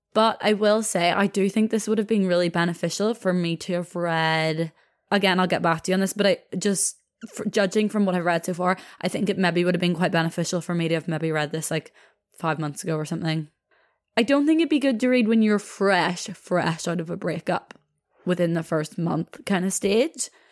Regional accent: Belfast, Northern Ireland, United Kingdom; I'm from Belfast itself

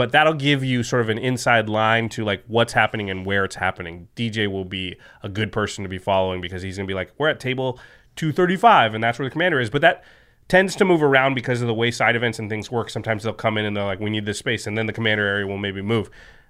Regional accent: Portland, United States; Well, next time, especially since I'm from Portland, but I was just there.

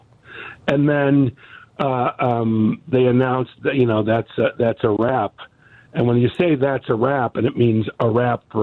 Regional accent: Chicago, Illinois, United States; also born or lived in Morton Grove, Illinois; I'm a Chicago native. I lived in Morton Grove as a kid

